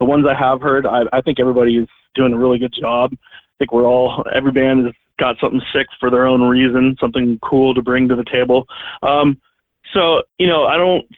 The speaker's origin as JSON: {"language": "English", "region": "California", "country": "United States", "said": "I'm from California"}